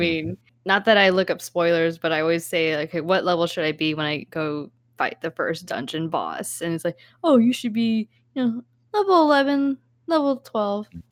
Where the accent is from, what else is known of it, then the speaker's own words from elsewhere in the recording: United States; I'm Asian American